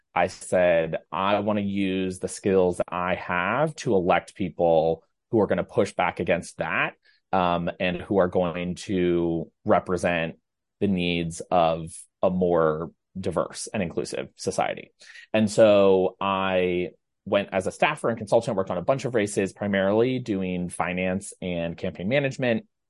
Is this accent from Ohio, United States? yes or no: yes; Ohio, United States; now in New York, United States; you and I both live in New York, but we're both from Ohio